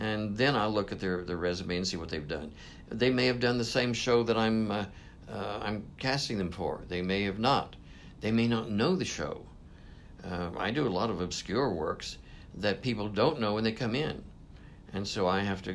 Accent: Southwest Missouri, United States; now in New York City, United States; I'm originally from Southwest Missouri. I've been in New York for 30-some years

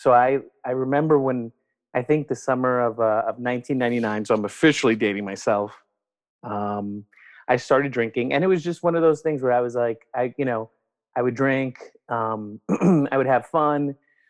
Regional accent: New York City, New York, United States; I am originally from New York, from Brooklyn, born and raised in New York City

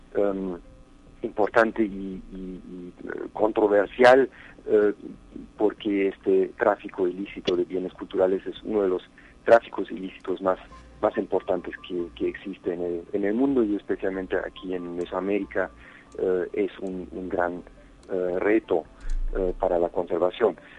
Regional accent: San Luis Potosí, Mexico; quienes somos como potosinos, como mexicanos, como humanos

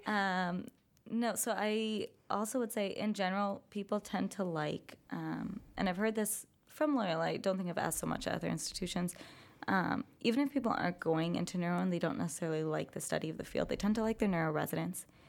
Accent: California, United States; moved away as an adult; I am from California

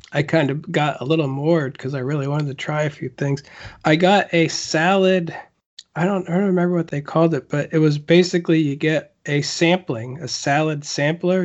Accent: United States; as an American

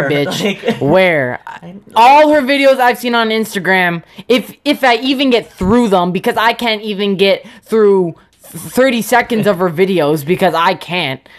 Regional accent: Canada; shaking my head because I'm from Canada, and that's just sad.

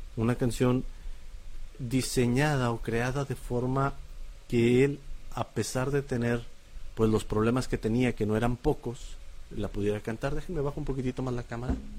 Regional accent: Monterrey, Nuevo León, Mexico; Somos regios

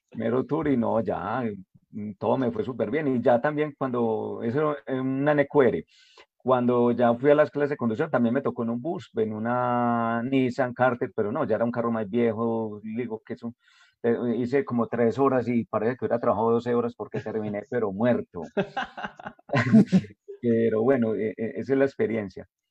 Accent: Jericó, Antioquia, Colombia; yo soy de Jerico

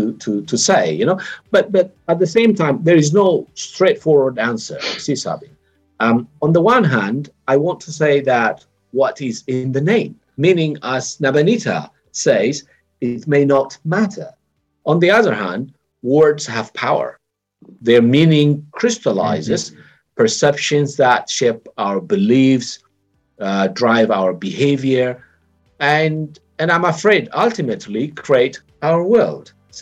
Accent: Ethiopia; moved away; I was born and raised in Ethiopia, but I left a long time ago

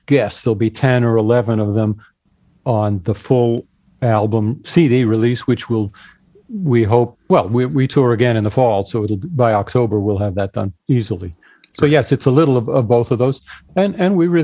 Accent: Boston, Massachusetts, United States; moved away as an adult; also born or lived in Rochester / New York City; I realize I'm not from the big town. And I come from Boston.

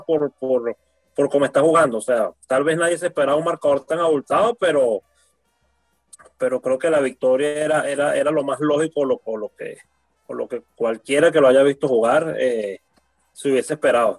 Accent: Venezuela; como venezolanos

